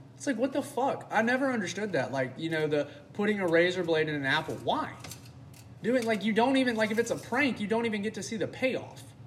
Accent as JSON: {"language": "English", "town": "Starkville", "region": "Mississippi", "country": "United States", "said": "I am from Starkville, Mississippi, home of Mississippi State University."}